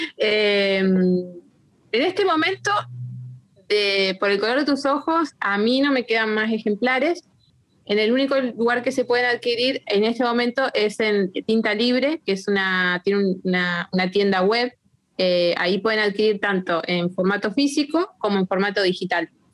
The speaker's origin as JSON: {"language": "Spanish", "country": "Argentina", "said": "nosotros como argentinos"}